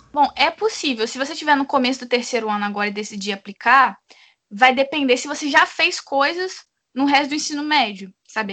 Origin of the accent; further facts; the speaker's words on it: Brazil; no meu caso eu nunca nem saí do Brasil